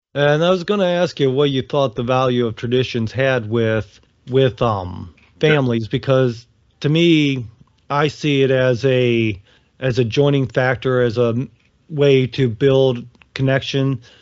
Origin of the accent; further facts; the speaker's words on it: Ohio, United States; moved away; I grew up in in Ohio